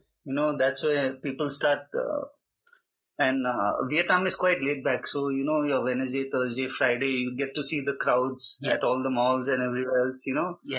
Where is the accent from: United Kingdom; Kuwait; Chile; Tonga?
Kuwait; also born or lived in Goa, India / UAE; I was born in Kuwait, that Middle East country, yep, next to Dubai, and did my schooling there. And originally from a small state in India called Goa.